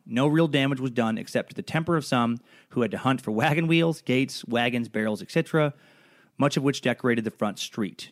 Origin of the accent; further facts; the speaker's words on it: Idaho, United States; growing up in Idaho